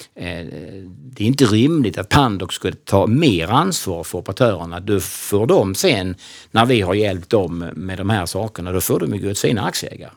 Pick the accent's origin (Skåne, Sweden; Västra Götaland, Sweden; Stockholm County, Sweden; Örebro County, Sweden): Skåne, Sweden; Kristianstad; moved away as an adult; född och uppvuxen i Kristianstad